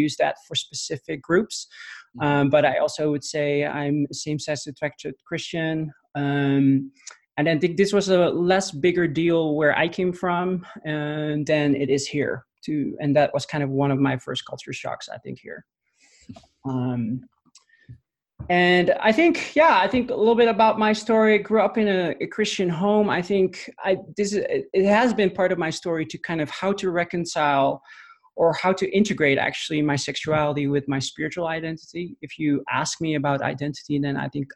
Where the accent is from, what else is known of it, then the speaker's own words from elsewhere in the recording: Netherlands; moved away as an adult; also born or lived in Amsterdam; now in United States; I'm a Dutch native, or born and raised in the Netherlands, moved to the US 2.5 years ago